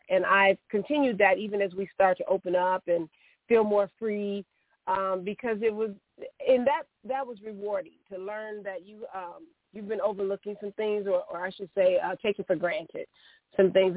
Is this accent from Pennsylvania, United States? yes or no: no; Chicago, Illinois, United States; I, I am a Chicagoan. I grew up on the West Side in the in the Austin community